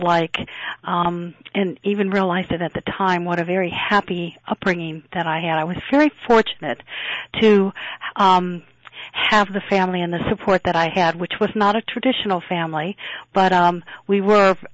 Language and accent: English; Springfield, Illinois, United States; also born or lived in San Francisco, California; I was born in San Francisco, and but at a very early age, because of divorce, my mother moved my older brother and older sister and me back to Springfield, Illinois.